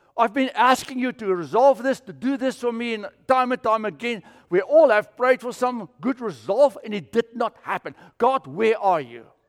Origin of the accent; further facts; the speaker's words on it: South Africa; I grew up with it in South Africa.